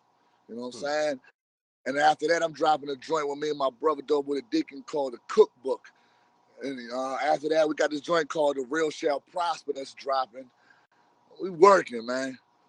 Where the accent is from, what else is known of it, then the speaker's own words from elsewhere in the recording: Woodbridge, Virginia, United States; I'm from Woodbridge, Virginia, DMV area.